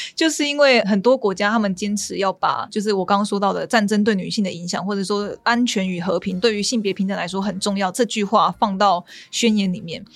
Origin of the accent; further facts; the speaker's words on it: Taiwan; 我们台湾这边